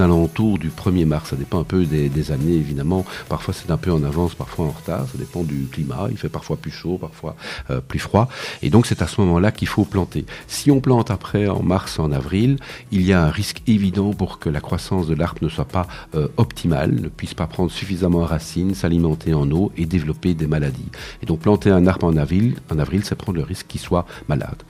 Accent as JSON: {"language": "French", "region": "Wallonia", "country": "Belgium", "said": "chez nous en Wallonie, en Belgique"}